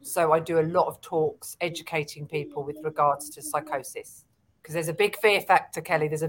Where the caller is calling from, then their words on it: London, United Kingdom; I'm coming from London.